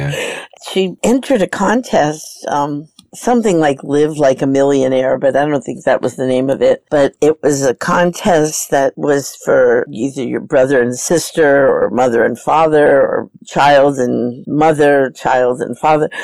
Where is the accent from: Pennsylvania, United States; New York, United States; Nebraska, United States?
New York, United States; New York City; I grew up in New York